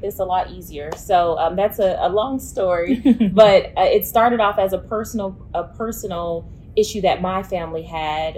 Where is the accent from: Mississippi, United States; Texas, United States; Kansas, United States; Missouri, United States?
Mississippi, United States; Mississippi Delta, United States; now in Memphis, United States; I'm from Mississippi, uh, the Mississippi Delta to be exact